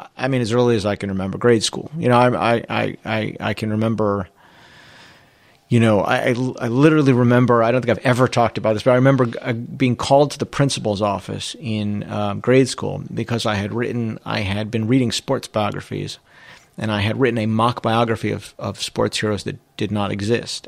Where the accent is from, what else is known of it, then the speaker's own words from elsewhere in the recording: Trumbull, Connecticut, United States; I'm from Trumbull, Connecticut